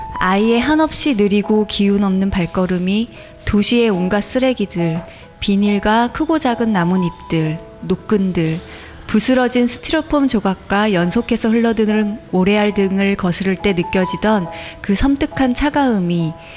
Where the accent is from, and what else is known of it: Incheon, South Korea; born or raised there; also born or lived in Busan